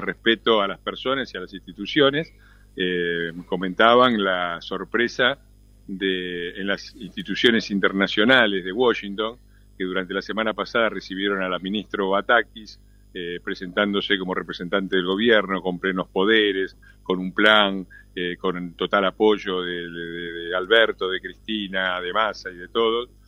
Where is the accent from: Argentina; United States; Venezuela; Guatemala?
Argentina; los argentinos, los argentinos estamos en todos lados